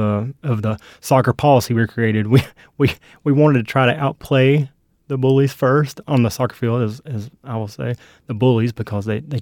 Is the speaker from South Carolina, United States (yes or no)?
yes; North Myrtle Beach, South Carolina, United States; also born or lived in Kingsport, Tennessee; Yes, I grew up in North Myrtle Beach, South Carolina, in Kingsport, Tennessee.